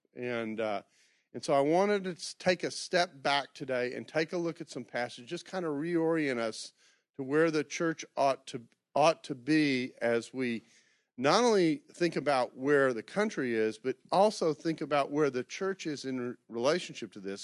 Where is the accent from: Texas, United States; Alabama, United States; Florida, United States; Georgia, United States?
Texas, United States; Houston; moved away; I grew up in the Memorial area